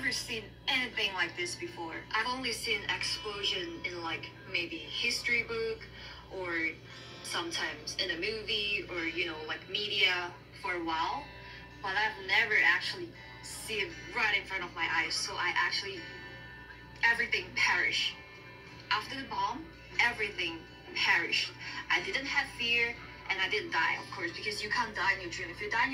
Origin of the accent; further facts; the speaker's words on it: Malaysia; now in Taiwan; I'm a Malaysian who's currently living in Taiwan